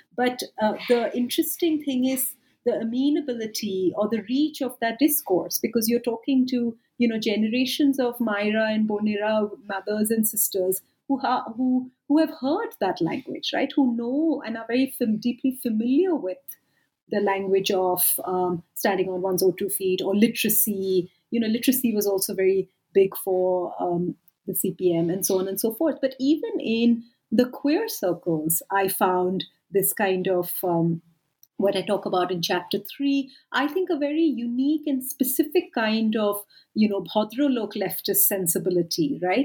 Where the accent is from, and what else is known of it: India; moved away as an adult; also born or lived in United Kingdom; now in South Africa